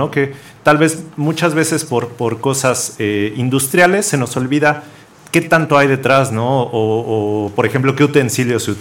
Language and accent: Spanish; Mexico; es una parte muy importante de, nuestra cultura, ¿no? Como mexicanos.